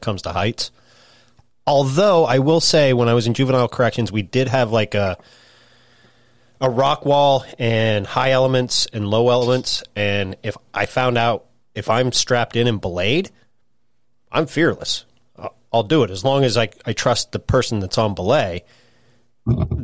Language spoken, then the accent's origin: English; Idaho, United States; I grew up in Idaho